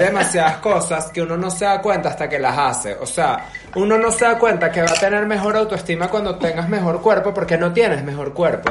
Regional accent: Venezuela; moved away; also born or lived in Europe; desde Venezuela yo siempre me sentí una persona como que alternativa, digamos, y en Venezuela yo no conocía como que a tanta gente alternativa

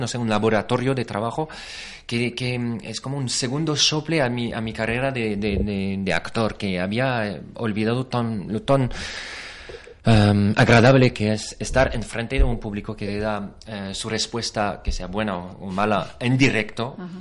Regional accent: France; Spanish is a second language; now in Spain; soy francés

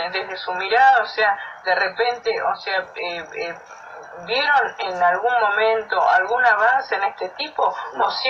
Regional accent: Argentina; somos argentinos

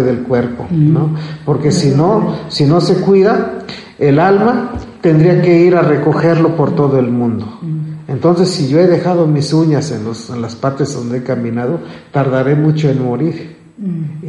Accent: Chenalhó, Chiapas, Mexico; en mi pueblo, en Chenaló

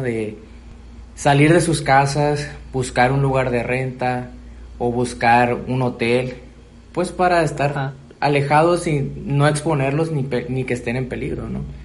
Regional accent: Mexico; estábamos necesitados como sociedad mexicana

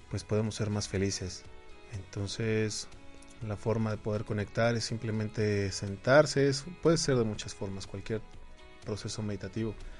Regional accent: Mexico; Nosotros como mexicanos

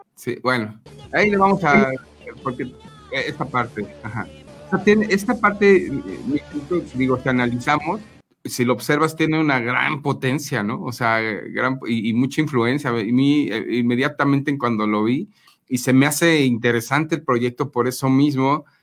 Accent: Mexico; como mexicanos

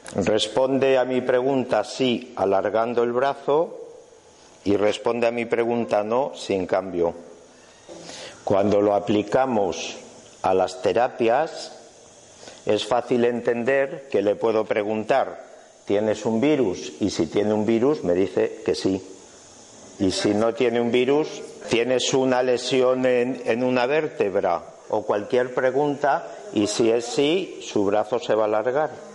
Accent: Spain; soy español

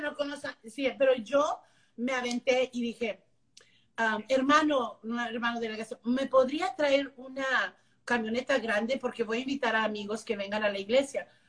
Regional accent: Las Milpas, Texas, United States; first language English; Spanish is a second language; also born or lived in McAllen, Texas; now in Dallas, United States; nací en McAllen, pero crecí en un pueblito que se llama Las Milpas, Texas

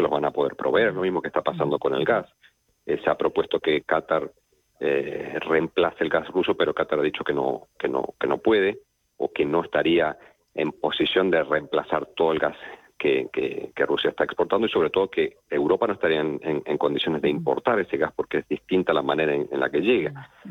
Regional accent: Argentina; yo soy argentino y en Argentina se nota

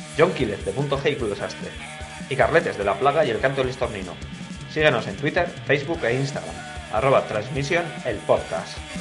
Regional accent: Zaragoza, Aragon, Spain; nosotros somos de Zaragoza

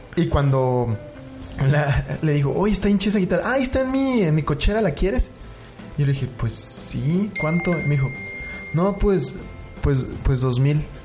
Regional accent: Mexico City, Mexico; now in Chihuahua, Mexico; ya soy el fotógrafo de Chihuahua, pero soy chilango

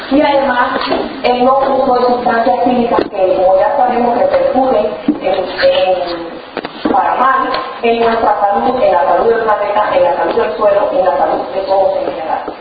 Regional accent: Cuba; moved away; a pesar o gracias a que estaba en Cuba en aquel tiempo, que soy cubana

